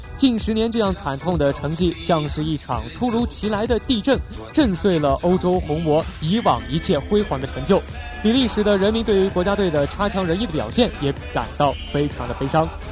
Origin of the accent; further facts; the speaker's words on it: China; 作为中国人